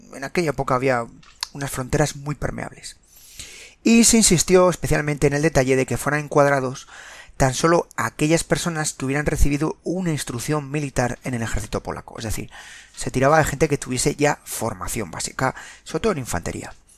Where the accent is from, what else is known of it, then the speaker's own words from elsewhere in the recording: Spain; Los que somos españoles y más veteranos